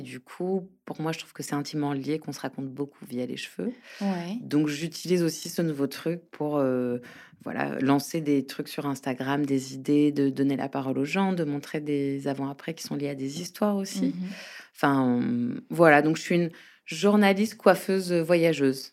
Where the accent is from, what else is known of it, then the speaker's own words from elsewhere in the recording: Paris, Île-de-France, France; also born or lived in Brittany; je suis parisienne mais bretonne d'origine